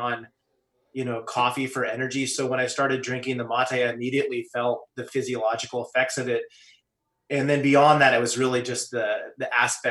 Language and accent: English; California, United States; growing up in California